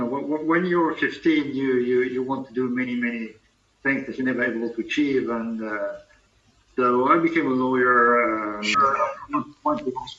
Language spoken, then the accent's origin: English; Paris, Île-de-France, France; I'm French, from Paris.